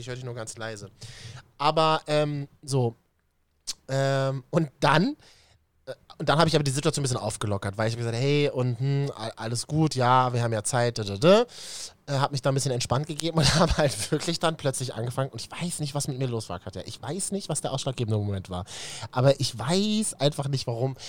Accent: Berlin, Germany; als Berliner

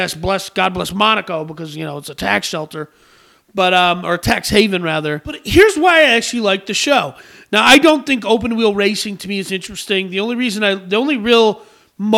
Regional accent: United States; I'm a red-blooded American

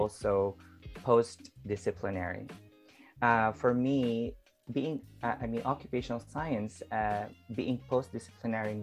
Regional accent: Philippines; I'm an occupational therapist from the Philippines.

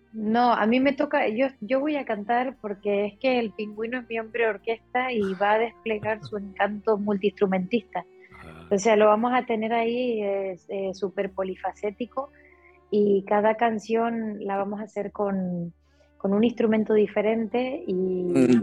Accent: Canary Islands, Spain; Los canarios somos muy revoltosos y, muy viajeros

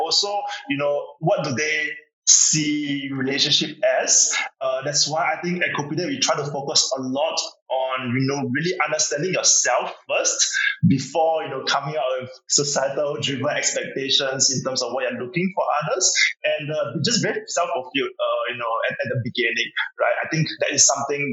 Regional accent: China; now in Singapore; I was born in China, so I have like, you know, very traditional grandparents, etc. So I do know that there's like this park in my, you know, hometown

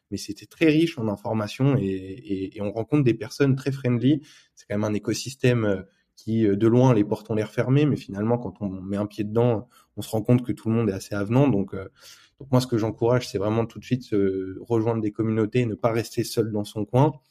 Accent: France; je vais parler en tant que en tant que Français qui monte une boîte crypto en France.

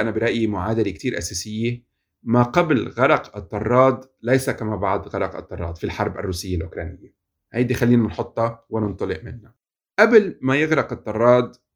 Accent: Lebanon; انا مواطن لبناني

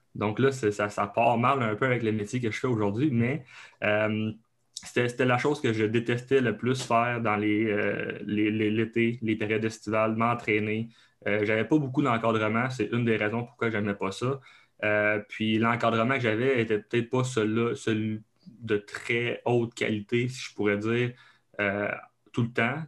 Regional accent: Abitibi, Quebec, Canada; accent: Québécois (Abitibi); moved away as an adult; now in Laval, Canada; je viens euh, du Canada, donc du Québec, euh, plus précisément en Abitibi. Donc, c'est un autre coche d'accent en plus. donc, je viens de là, j'ai grandi, j'ai grandi là.

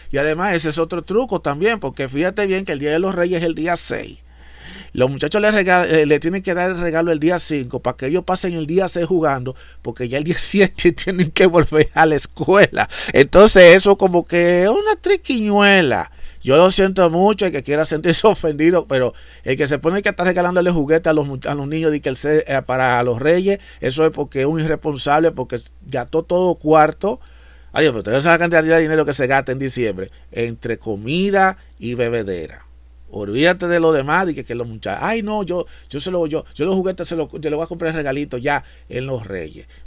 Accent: Dominican Republic; lo que en mi país, en República Dominicana, le llaman lo que es el angelito, esas cosas.

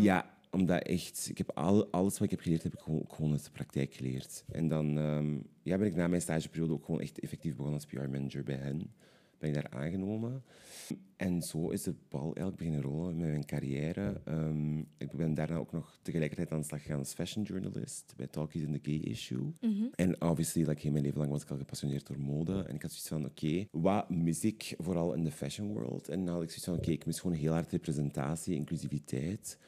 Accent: Limburg, Flanders, Belgium; moved away as an adult; now in Antwerp, Belgium; Ik ben oorspronkelijk afkomstig uit Limburg, maar ik woon nu al tien jaar in Antwerpen

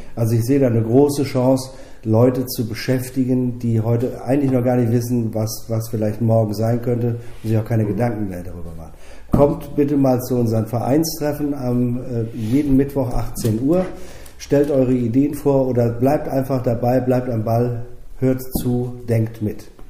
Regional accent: Germany; wir in Deutschland

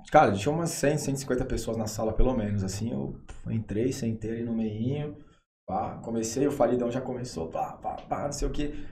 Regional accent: Santos, São Paulo, Brazil; Eu sou de Santos.

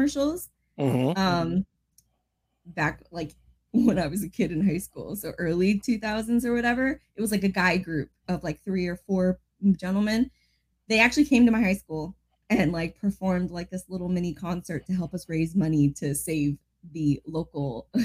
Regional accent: Bethlehem, Pennsylvania, United States; my hometown in Bethlehem, Pennsylvania

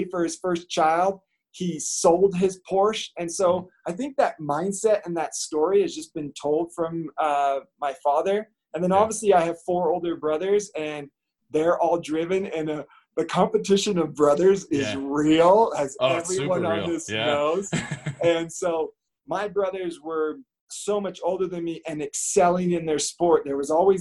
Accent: just outside of San Francisco, California, United States; I grew up just outside of San Francisco

